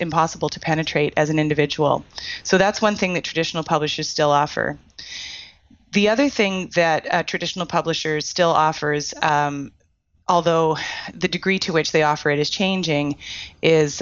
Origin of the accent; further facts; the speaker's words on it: Canada; I'm Canadian.